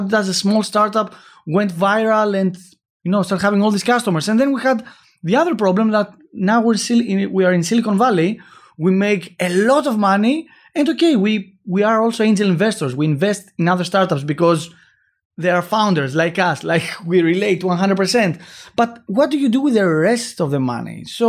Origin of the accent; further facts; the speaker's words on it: Greece; Of course. Yeah, I'm from Greece.